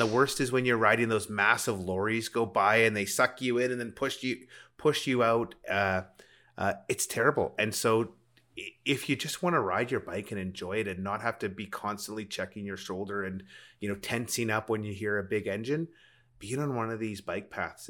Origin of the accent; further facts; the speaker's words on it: Rocky Mountains, United States; And it's funny, growing up in the Rockies, I don't remember a time when I didn't know how to put up a tent or build a campfire.